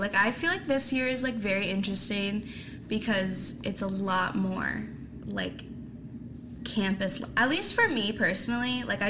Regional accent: Moncton, New Brunswick, Canada; now in Saint John, Canada; I'm from Moncton, so I knew nobody coming to St. John.

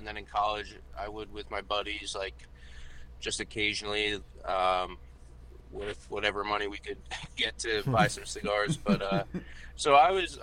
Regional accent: Lancaster, Pennsylvania, United States; I was just working at a cigar store in my hometown, Lancaster, PA

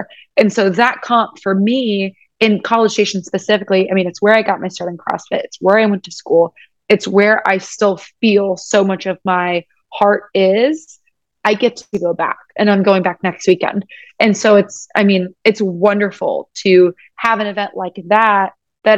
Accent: United States; I'm American.

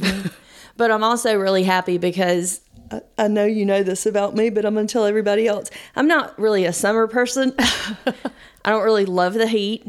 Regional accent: Georgia, United States; we're from Georgia.

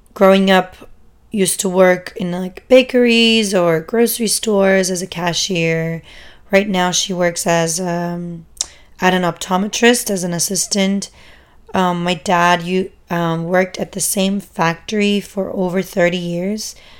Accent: Germany; moved away as an adult; also born or lived in San Francisco, United States; now in United States; I grew up in Germany, um, as a first generation immigrant. My parents are both Turkish

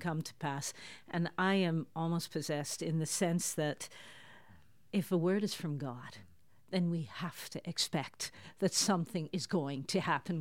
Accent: Toronto, Ontario, Canada; moved away as an adult; now in Netherlands; I grew up in Toronto in Canada. Listeners can hear that from my accent

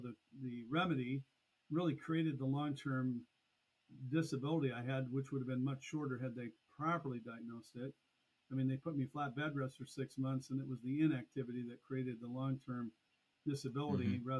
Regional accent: Burlington, Iowa, United States; I was born in Burlington, Iowa, 1963. And it's a city that I'm still located in to this day. Raised here on a farm initially

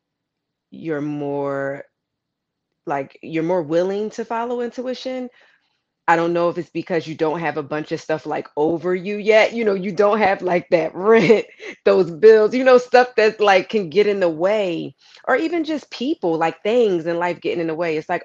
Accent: Philadelphia, Pennsylvania, United States; I'm originally from Philadelphia, Pennsylvania, like you said, Illadel. We always rep our city

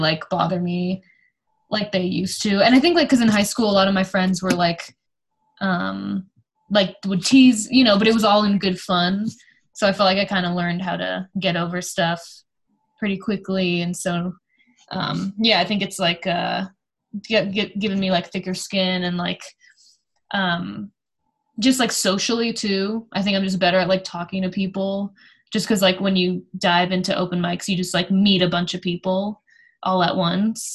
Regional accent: Bay Area, California, United States; moved away as an adult; also born or lived in Los Angeles / Denver; I'm from the Bay Area

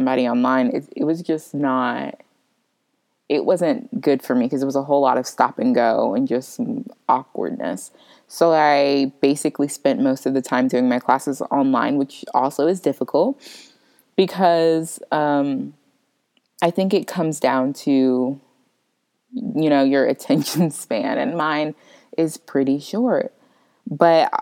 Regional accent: Florida, United States; moved away; I'm originally from Florida

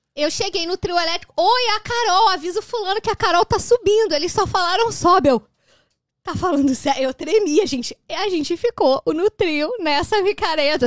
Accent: Brazil; now in Canada; eu saí do Brasil

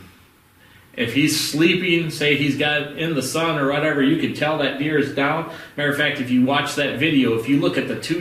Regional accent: Wisconsin, United States; We're from Wisconsin

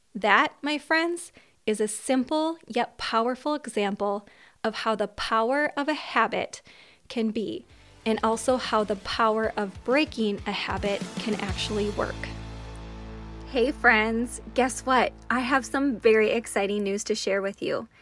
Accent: Minnesota, United States; I was born in Minnesota and I still live in Minnesota

